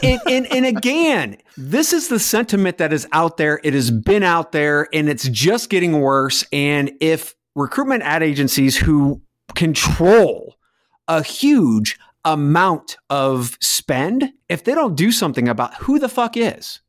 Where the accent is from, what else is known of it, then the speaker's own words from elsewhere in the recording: Texas, United States; now in Indiana, United States; being a Texan